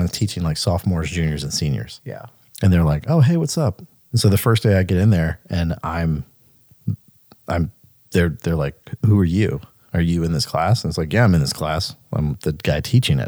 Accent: Mississippi, United States; we, we grew up in Mississippi.

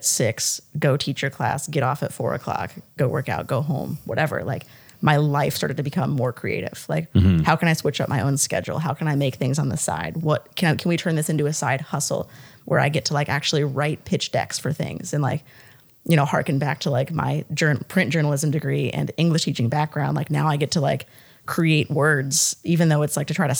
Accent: the North, United States; moved away; I'm from the North. I didn't grow up saying ma'am

